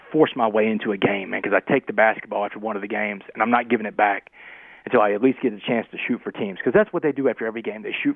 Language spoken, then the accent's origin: English; Port Arthur, Texas, United States; I grew up in Port Arthur, Texas